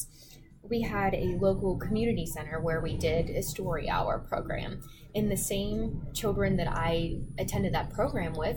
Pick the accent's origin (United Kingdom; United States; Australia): United States; Wheeling, West Virginia; I grew up in Wheeling, West Virginia, which was a very small town.